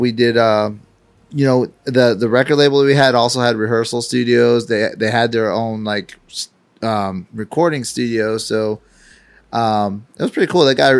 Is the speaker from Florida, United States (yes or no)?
yes; Hollywood, Florida, United States; moved away as an adult; But I was legitimately born and raised in Florida, Hollywood, Florida. That's where I was born.